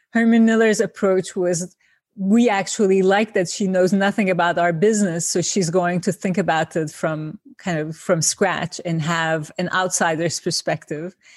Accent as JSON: {"language": "English", "region": "İzmir", "country": "Turkey", "also_born_or_lived": "Ankara, Turkey", "moved": "as an adult", "lives_now": "New York, United States", "said": "my trajectory from Izmir to Ankara to New York."}